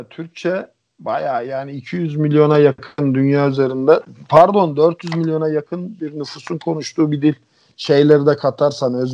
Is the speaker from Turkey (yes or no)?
no; Bulgaria; Bulgarca konusunda da e, Bulgaristan'da doğdum büyüdüm.